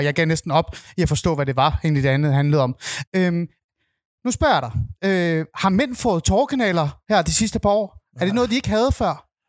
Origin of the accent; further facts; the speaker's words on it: North Zealand, Capital Region of Denmark, Denmark; Jeg er vokset op i Nordsjælland